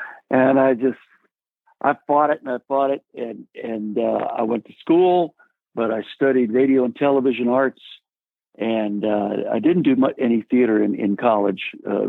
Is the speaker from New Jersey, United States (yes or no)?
yes; New Jersey, United States; also born or lived in Ohio / England; Well, I was raised in Ohio and New Jersey and England. And then I went to high school in New Jersey, like I said, which was close to New York City.